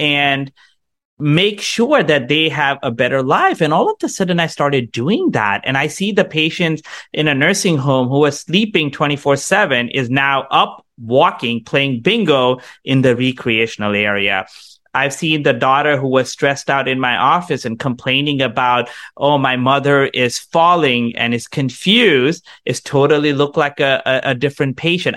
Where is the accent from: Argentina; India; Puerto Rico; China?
India; also born or lived in Canada; now in United States; I grew up in India